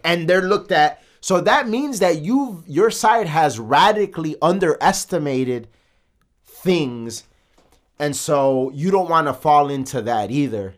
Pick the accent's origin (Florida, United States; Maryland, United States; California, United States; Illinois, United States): Illinois, United States; Chicago; we're from the south side of Chicago